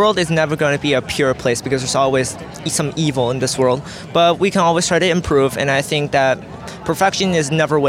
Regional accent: Sacramento, California, United States; we come from Northwest Sacramento.

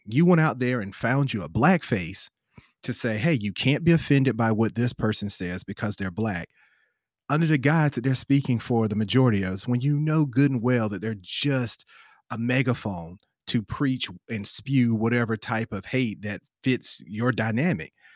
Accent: the South, United States; I'm from the South

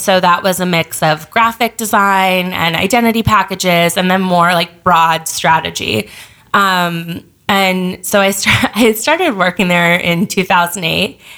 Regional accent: Los Angeles, California, United States; moved away as an adult; also born or lived in New York; I grew up

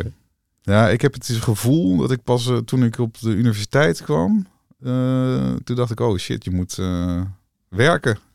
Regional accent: Wageningen, Gelderland, Netherlands; also born or lived in Rhenen; ik ben geboren in Renen, eh, bij de Greppenberg, daar in de buurt. Ja. En eh, uiteindelijk eh, verder opgegroeid in Wageningen

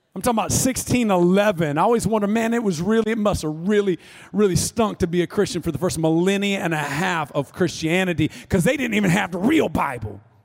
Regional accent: North Florida, United States; I'm from North Florida, which is you know like South Georgia masquerading as Florida

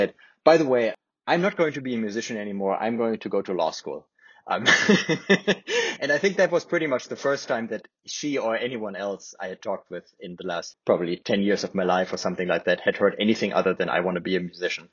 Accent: Germany; first language German; English is a second language; moved away as an adult; now in United States; I wasn't confined to my hometown. I wasn't confined to Germany necessarily

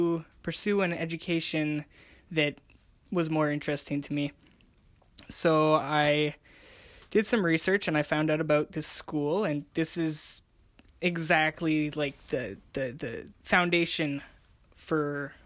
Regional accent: Montreal, Quebec, Canada; So I'm 18 years old, and I come from Montreal, Quebec, up in Canada.

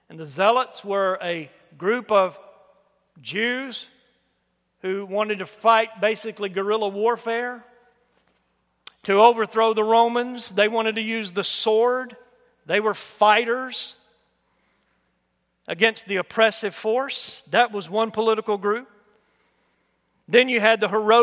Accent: United States; I'm an American born here by God's will

